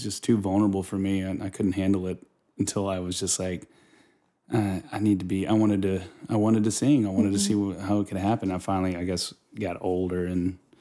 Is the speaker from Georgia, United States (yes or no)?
yes; Roswell, Georgia, United States; moved away; also born or lived in Chattanooga, Tennessee; when I was 6 years old, lived in Atlanta with my family